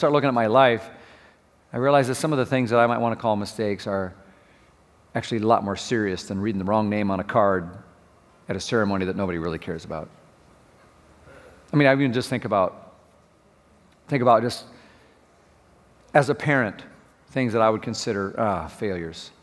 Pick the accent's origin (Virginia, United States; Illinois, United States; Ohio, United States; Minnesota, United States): Minnesota, United States; moved away; I grew up in Minnesota, and it's really cold there